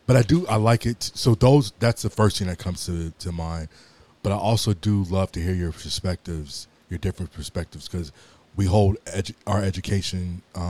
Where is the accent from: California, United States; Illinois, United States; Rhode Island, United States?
California, United States; Los Angeles; born and raised in Los Angeles